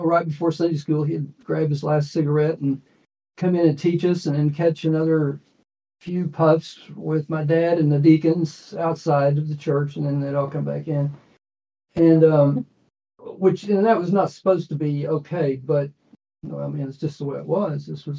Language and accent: English; Austin, Texas, United States; born there; But so I was born in Austin, Texas, and we moved around a lot.